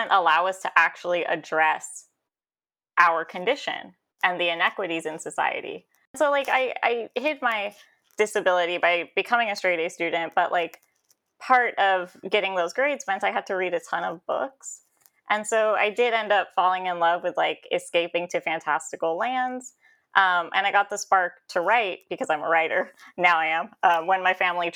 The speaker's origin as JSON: {"language": "English", "town": "Elk Grove", "region": "California", "country": "United States", "tie": "born or raised there", "said": "I was raised here in California in like a tiny suburb called Elk Grove"}